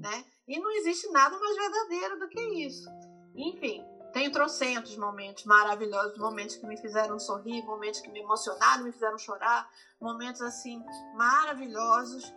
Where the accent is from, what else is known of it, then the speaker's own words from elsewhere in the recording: Brazil; now in United States; nós somos originalmente do Brasil, nós viemos do Brasil